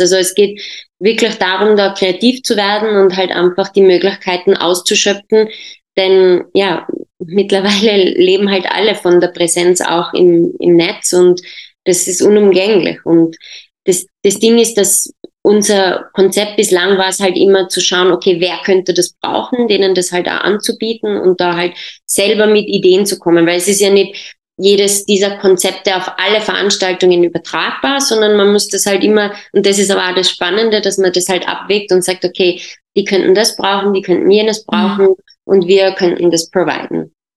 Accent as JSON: {"language": "German", "region": "Tyrol", "country": "Austria", "tie": "born or raised there", "also_born_or_lived": "Jordan", "said": "meine Mutter ist äh, Tirolerin und bin dann aber mit äh, viereinhalb Jahren nach Österreich ge gekommen mit meiner Familie und in Tirol aufgewachsen"}